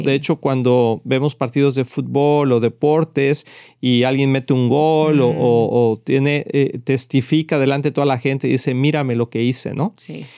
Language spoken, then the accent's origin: Spanish; Mexico; nacimos en México